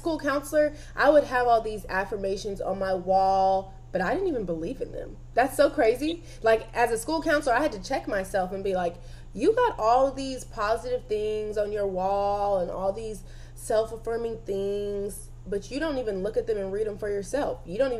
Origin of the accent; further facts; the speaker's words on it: Panama City, Panama; born there; I always would say, well, I was born in Panama City, but I'm from all over.